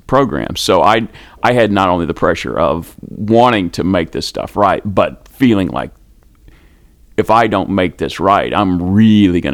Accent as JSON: {"language": "English", "country": "United States", "said": "I am an American speaker"}